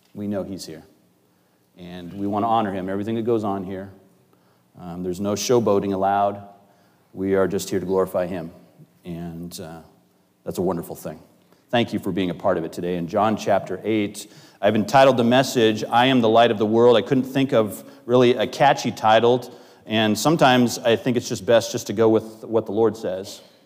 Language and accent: English; Northwest, United States; moved away; I grew up in the Northwest.